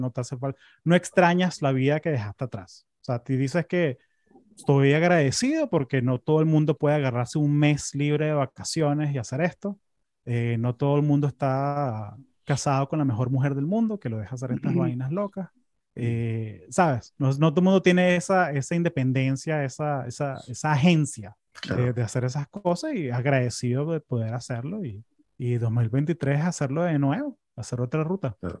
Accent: Caracas, Capital District, Venezuela; now in United States; yo me acuerdo cuando era chamo en Caracas

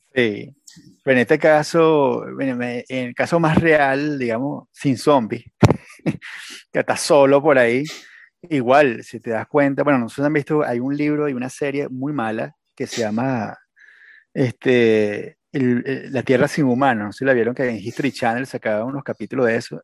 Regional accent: Venezuela; moved away as an adult; also born or lived in United States; yo me fui de Venezuela a Estados Unidos cuando estaba Obama

